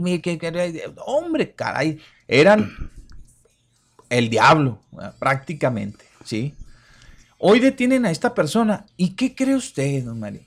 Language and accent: Spanish; Ciudad Juárez, Chihuahua, Mexico; los que somos de Juárez